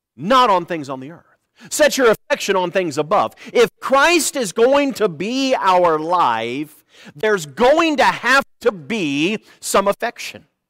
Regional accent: United States

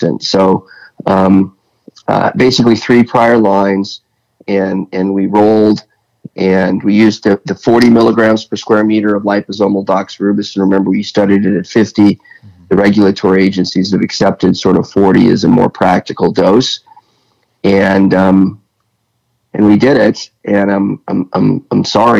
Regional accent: United States; I'm American

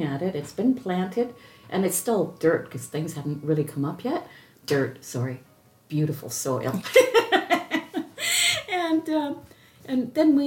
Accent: Oakville, Ontario, Canada; also born or lived in Hearst, Ontario; as a child growing up in Oakville is where I grew up, so it was in a city.

